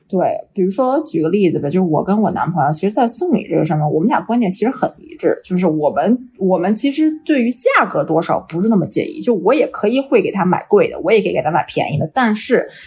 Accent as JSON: {"language": "Chinese", "country": "China", "moved": "yes", "lives_now": "Vancouver, Canada", "said": "我们中国人都是独生子女"}